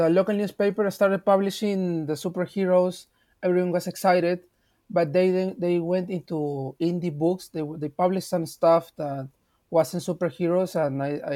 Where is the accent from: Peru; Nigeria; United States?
Peru; I'm from Peru, and in 2010 we started